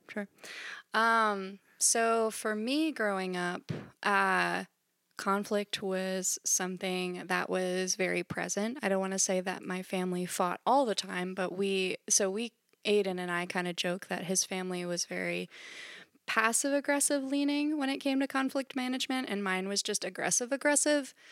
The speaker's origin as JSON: {"language": "English", "region": "Central Pennsylvania", "country": "United States", "tie": "born or raised there", "said": "I am a Central P A native"}